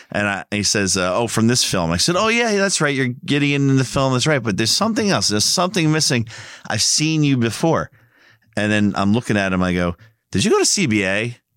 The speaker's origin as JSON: {"language": "English", "region": "New Jersey", "country": "United States", "said": "I'm from New Jersey."}